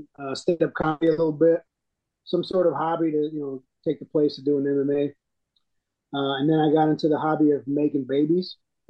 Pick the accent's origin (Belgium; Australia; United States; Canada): United States; Michigan; So in my head, just from growing up in Michigan, we're going to sit in a tree, maybe on a bait pile.